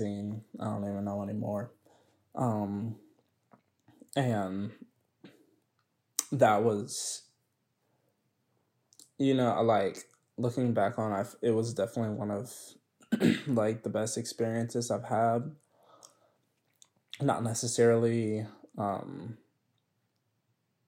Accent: Edmond, Oklahoma, United States; moved away as an adult; also born or lived in Atlanta, Georgia; I moved from Atlanta, Georgia when I was 6, and then moved to Edmond, Oklahoma

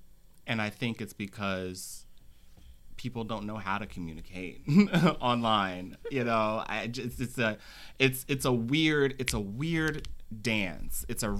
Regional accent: Philadelphia, Pennsylvania, United States; I'll say, oh, okay, I'm from Philly.

